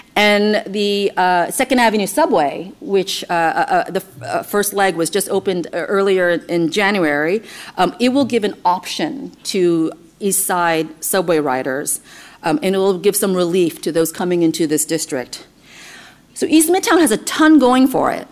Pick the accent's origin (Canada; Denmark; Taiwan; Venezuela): Taiwan; now in New York City, United States; Over 38% of New Yorkers uh, were born abroad, including myself. I was born in Taiwan